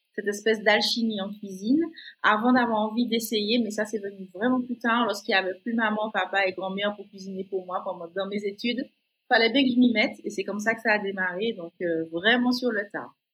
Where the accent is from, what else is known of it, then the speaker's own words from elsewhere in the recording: Martinique; Je suis martiniquaise élevée au bon petit plat euh, de chez nous